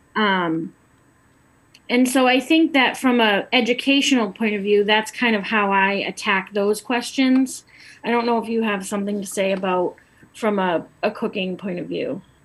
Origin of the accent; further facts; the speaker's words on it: Lowell, Massachusetts, United States; I grew up in Lowell